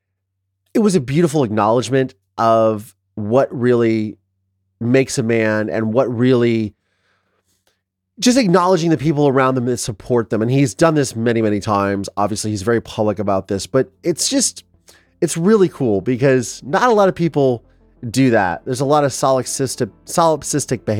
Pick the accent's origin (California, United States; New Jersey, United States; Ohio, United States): Ohio, United States; I am from Ohio